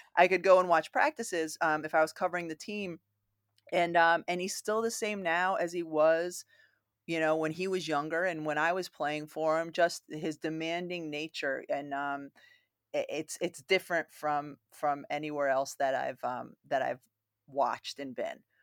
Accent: Massachusetts, United States; even though I grew up in Massachusetts

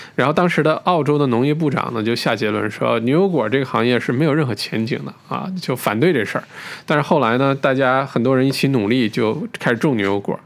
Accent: Northeast China, China; now in Australia; 好像小的时候在中国，呃，像我是东北人，呃，小的时候在家里头，冬天的时候也没什么菜

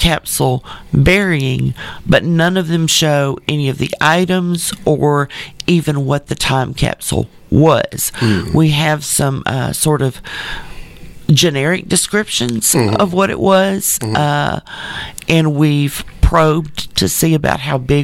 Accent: Texarkana, United States; I love my hometown, but I sometimes refer to Texarkana as the city that can't get out of its own way

